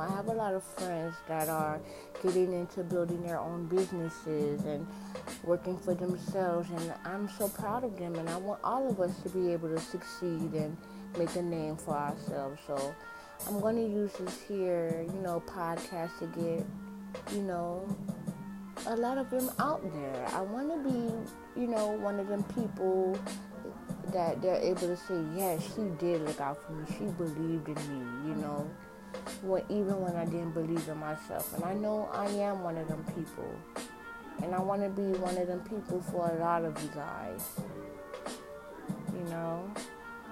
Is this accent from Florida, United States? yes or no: yes; Miami, Florida, United States; I'm born and raised in Miami, Florida.